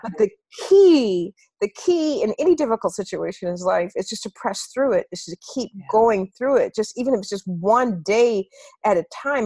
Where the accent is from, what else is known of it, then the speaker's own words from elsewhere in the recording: Minneapolis, Minnesota, United States; moved away as an adult; get back to Minneapolis and be an anchor in my hometown